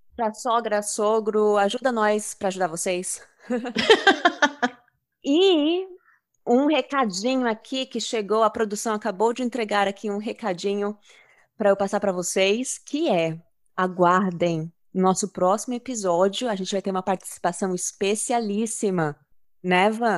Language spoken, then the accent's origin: Portuguese; Brazil; Somos brasileiros